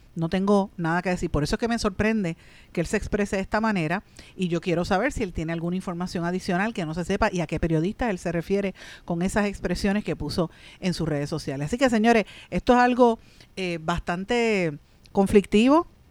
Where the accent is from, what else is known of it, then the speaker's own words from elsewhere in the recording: Puerto Rico; nuestro país